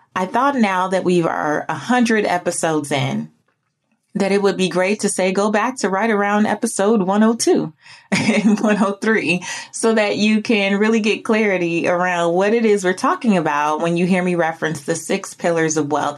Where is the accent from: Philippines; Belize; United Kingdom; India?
Belize; moved away; I'm from Belize